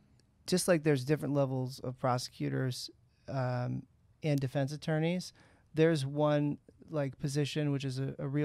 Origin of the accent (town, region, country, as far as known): San Francisco, California, United States; now in San Diego, United States